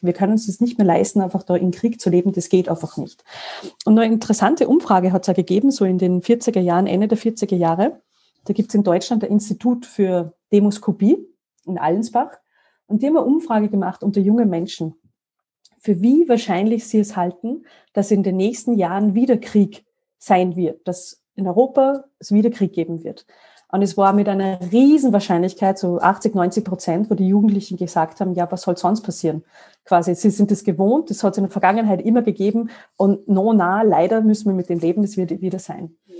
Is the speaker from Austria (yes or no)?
yes; Salzburg mountains, Austria; moved away as an adult; also born or lived in Paris / Brussels; Ich komme ursprünglich aus Salzburg, aus den Salzburger Bergen. Und äh, warum erwähne ich das? Weil ich bin in einer Frühstückspension aufgewachsen